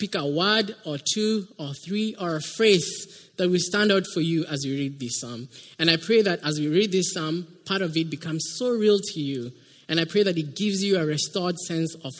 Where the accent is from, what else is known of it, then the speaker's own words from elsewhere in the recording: Kenya; moved away as an adult; now in United States; I come from Kenya. That's why you can hear an accent.